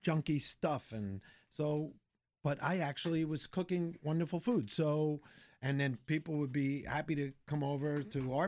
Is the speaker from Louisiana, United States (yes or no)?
no; Long Island, New York, United States; when I was growing up on Long Island